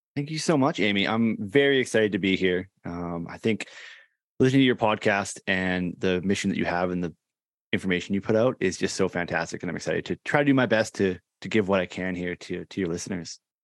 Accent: Canada; is actually here, uh, in Canada, in my hometown where I grew up.

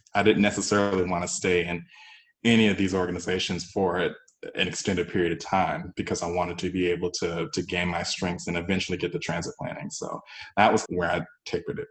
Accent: Georgia, United States; moved away as an adult; also born or lived in Texas / San Francisco Bay Area; I didn't want to be that person that was born and raised in Georgia and I haven't lived anywhere else

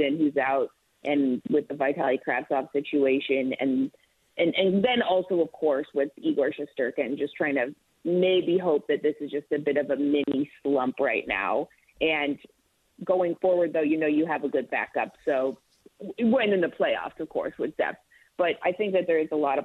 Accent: Toronto, Ontario, Canada; I'm from Toronto

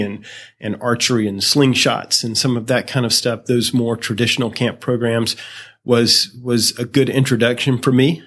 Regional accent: Greenville, South Carolina, United States; I am from Greenville, South Carolina

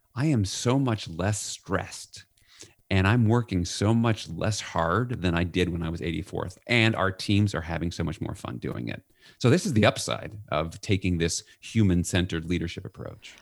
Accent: New York, United States; I'm from New York

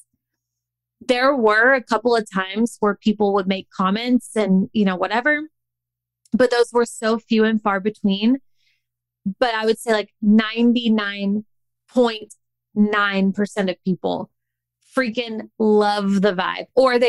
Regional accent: the South, United States; I grew up in the South

